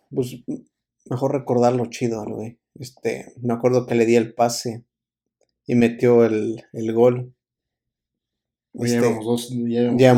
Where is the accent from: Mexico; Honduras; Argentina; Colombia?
Mexico; me acuerdo que fui como típico mexicano, fui